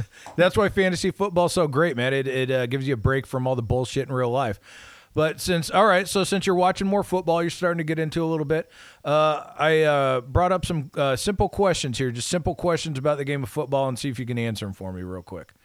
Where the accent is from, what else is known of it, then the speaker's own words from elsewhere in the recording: United States; I'm a red-blooded American